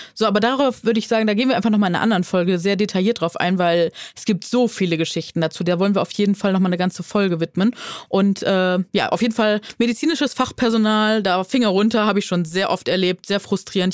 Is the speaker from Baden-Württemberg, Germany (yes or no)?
no; Neuss, North Rhine-Westphalia, Germany; accent: Rhinelander; da kommt der Rheinländer in mir durch. Ich komme ja von Nüss, aus Nüss